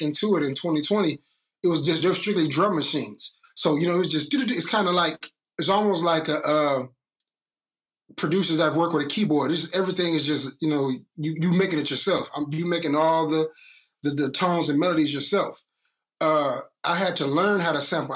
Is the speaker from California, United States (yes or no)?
no; East Chicago, Indiana, United States; moved away as an adult; also born or lived in Gary, Indiana; now in Memphis, United States; I'm from East Chicago, Indiana. Grew up in Gary, Indiana every other weekend